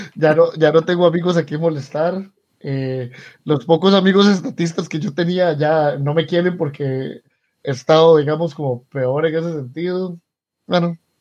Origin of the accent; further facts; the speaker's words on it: Costa Rica; somos los liberales costarricenses